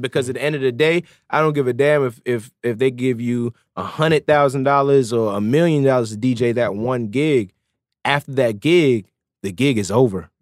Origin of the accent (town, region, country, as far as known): Norfolk, Virginia, United States; also born or lived in Jamaica